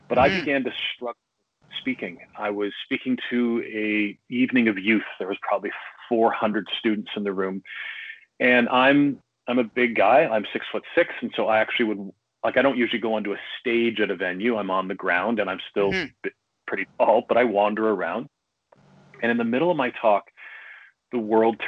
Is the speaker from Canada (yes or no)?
yes; Canada; I'm Canadian living outside Toronto